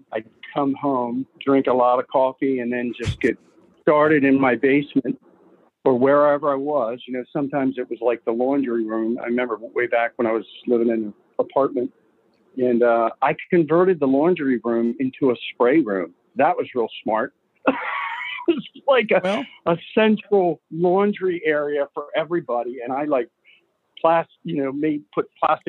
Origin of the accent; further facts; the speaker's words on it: York, Pennsylvania, United States; moved away as an adult; now in Maryland, United States; I grew up in York, PA, which was an hour and a half across Maryland